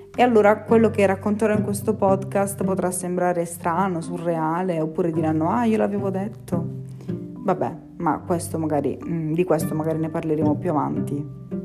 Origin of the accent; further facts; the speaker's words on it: Taranto, Apulia, Italy; moved away as an adult; now in Bari, Italy; sono di Taranto, ma studio a Bari